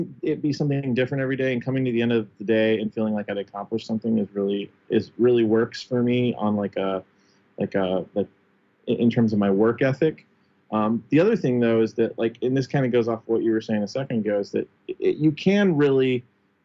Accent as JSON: {"language": "English", "town": "Cincinnati", "region": "Ohio", "country": "United States", "tie": "born or raised there", "also_born_or_lived": "Hamilton, Ohio / Washington, D.C.", "moved": "yes", "said": "I'm from Cincinnati originally"}